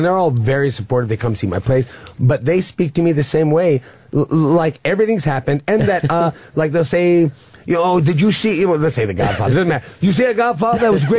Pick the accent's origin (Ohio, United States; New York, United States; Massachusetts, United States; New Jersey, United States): New York, United States; New York City; also born or lived in Long Island; I was born there. I didn't live there very long. I grew up then in Queens.